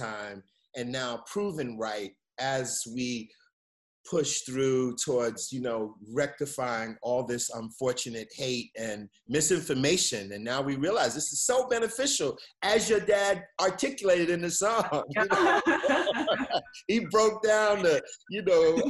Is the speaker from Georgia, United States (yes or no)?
no; New York City, New York, United States; as a kid growing up in Bed-Stuy